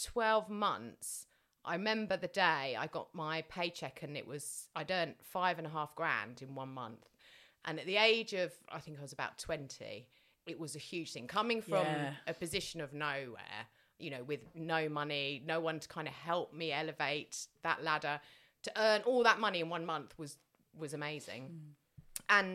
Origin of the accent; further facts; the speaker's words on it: Tunbridge Wells, South East England, United Kingdom; I was brought up in Tunbridge Wells